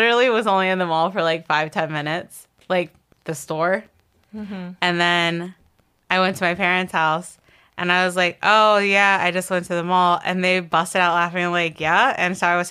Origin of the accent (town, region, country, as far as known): Baltimore, Maryland, United States